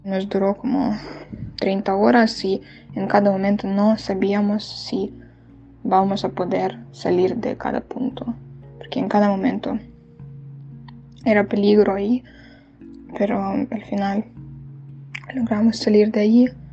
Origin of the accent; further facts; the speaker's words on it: Ukraine; moved away as an adult; now in Poland; la gente que permanece en Ucrania, por mi padre, por otras personas, amigos y conocidos y por mi ciudad favorita, Kiev, que es mi ciudad favorita de, no sé, de todo el mundo y por mi ciudad natal que fue rodeada por rusos